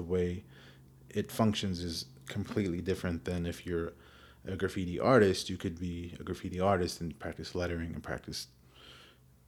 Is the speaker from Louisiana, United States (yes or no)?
no; Phoenix, Arizona, United States; when I was growing up in Phoenix 20 years ago